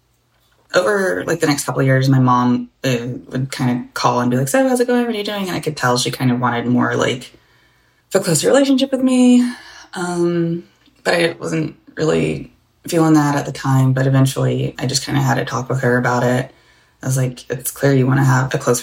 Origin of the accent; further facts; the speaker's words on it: the South, United States; I grew up in the South, and so my dad's from the Caribbean